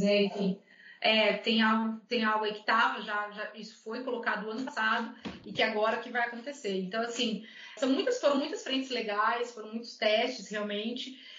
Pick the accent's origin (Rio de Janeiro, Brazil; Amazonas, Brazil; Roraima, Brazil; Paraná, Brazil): Paraná, Brazil; Curitiba; also born or lived in Rio Grande do Sul; now in Minas Gerais, Brazil; eu sou natural de Curitiba